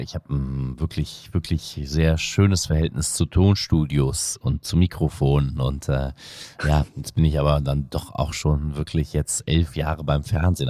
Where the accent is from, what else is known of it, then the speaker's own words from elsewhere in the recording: Untereschbach, North Rhine-Westphalia, Germany; first language Indonesian; German is a second language; also born or lived in Aachen / Jakarta, Indonesia / Cologne; ich bin ja im Bergischen Land aufgewachsen, vor den Toren Kölns dann letztlich in Untereschbach